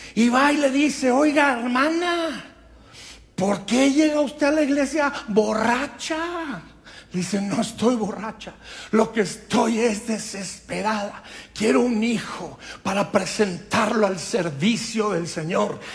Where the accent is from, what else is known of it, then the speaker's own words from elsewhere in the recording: Durango, Mexico; moved away; Cuando yo estaba creciendo en Durango, México